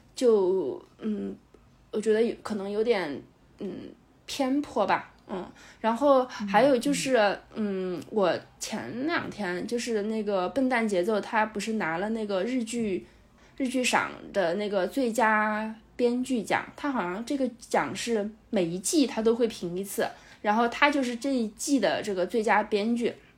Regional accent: China; 我们中国人

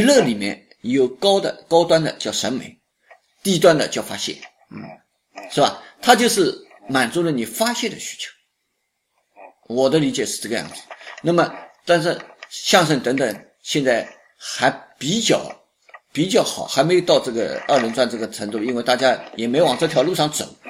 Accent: China; 我们中国人

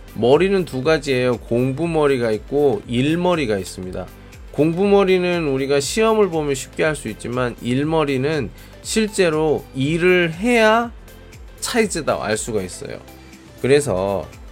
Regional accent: South Korea; now in Qingdao, China; 저도 한국으로 돌아갈 때

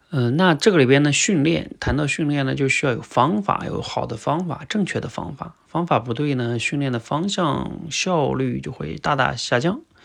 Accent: China; 我们中国人

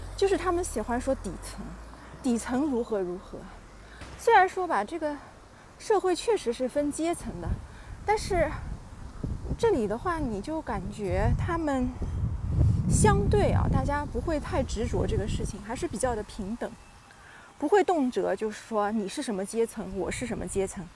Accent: China; moved away as an adult; now in Austria; 我们是从中国过来拿配额的这个身份嘛

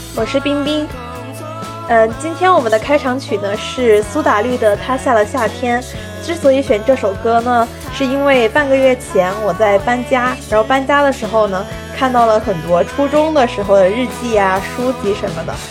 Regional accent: China; moved away as an adult; now in United States; 我们中国人还是要跟着中国的这种农历走

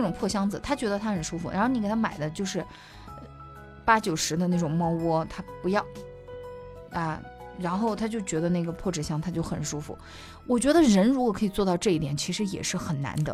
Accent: Sichuan, China; now in Kunming, China; 我作为一个四川人啊，常年不见阳光的，就是嗯。我们那个地方，就是也不是说不见阳光，它有，但是的话呢，不会那么明媚

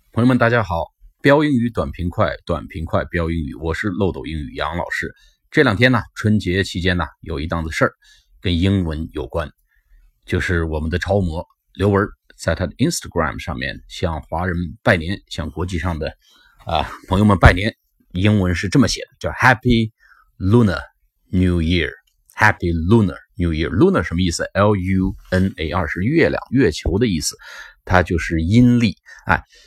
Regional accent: China; 所以我们中国人以后跟老外打招呼

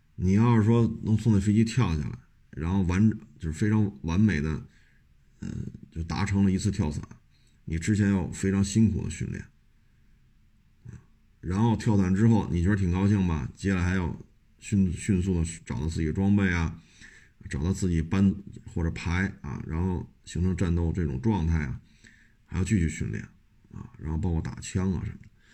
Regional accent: Beijing, China; 我就生在这儿，长在这儿。我们这一大家都是北京的

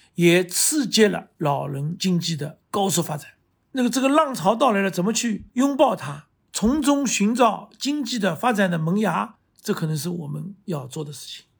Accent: Shanghai, China; 我自己女儿上海人她都听不懂，所以现在上海人都讲普通话了

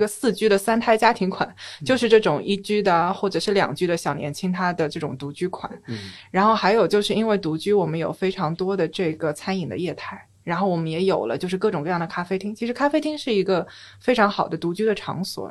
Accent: Shanghai, China; moved away as an adult; also born or lived in Beijing; 我从小是在上海长大的嘛

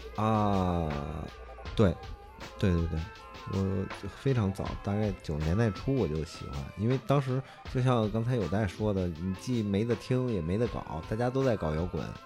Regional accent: Beijing, China; 我小时候我们家住广和剧场边儿上

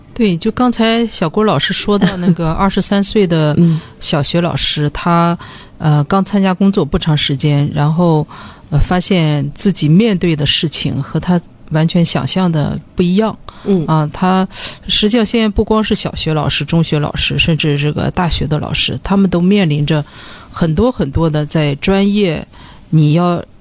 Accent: China; 我们中国人相对来说，就是寻找快乐的能力，我觉得相比较弱。

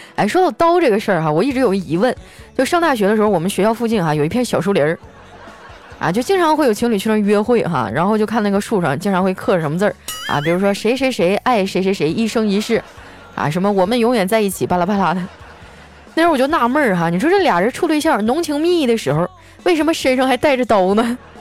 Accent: Northeast China, China; 作为东北人，我们好像就是天生可能骨架子就比较大

